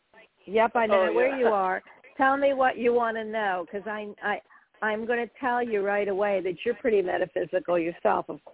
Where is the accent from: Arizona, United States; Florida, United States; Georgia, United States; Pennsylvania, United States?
Florida, United States; I'm from Florida